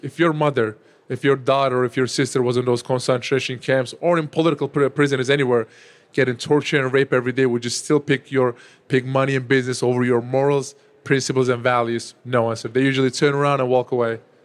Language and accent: English; Turkey; now in United States; when I was growing up in my home country, Turkey